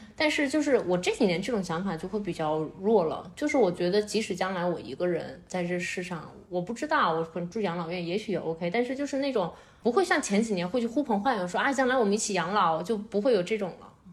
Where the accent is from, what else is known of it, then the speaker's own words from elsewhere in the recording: Qingdao, Shandong, China; moved away as an adult; also born or lived in Beijing; 我作为一个青岛人，我回去以后我什么都有，我是过得一定很舒服的